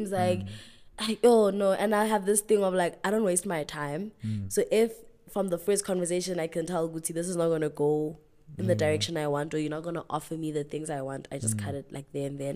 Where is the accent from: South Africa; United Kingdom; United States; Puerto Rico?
South Africa; East Rand, Gauteng; I'm from the East Rand, small little place